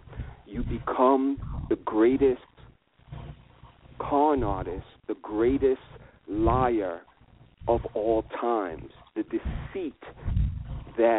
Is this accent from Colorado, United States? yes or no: no; New York, United States; I am a New Yorker, and I was born in New York.